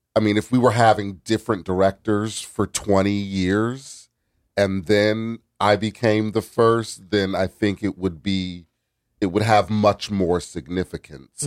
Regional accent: New Haven, Connecticut, United States; I grew up in New Haven. I went to Wilbur Cross

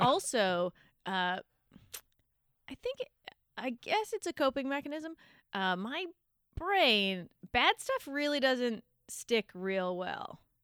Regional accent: Victoria, British Columbia, Canada; moved away; also born or lived in Vancouver; I grew up in Victoria

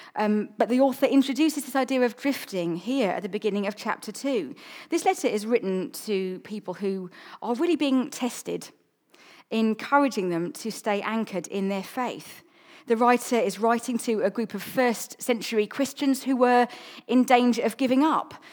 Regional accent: South Coast, England, United Kingdom; also born or lived in London; now in Chichester, United Kingdom; I grew up on the South Coast

